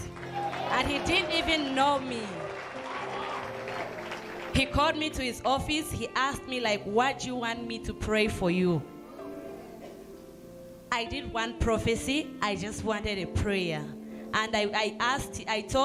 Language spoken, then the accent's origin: English; Zambia; I'm coming from Zambia.